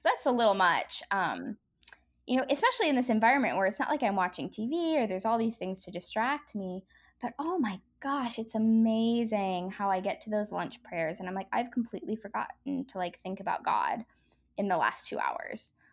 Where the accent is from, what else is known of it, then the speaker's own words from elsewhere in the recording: United States; also born or lived in Belfast; as an American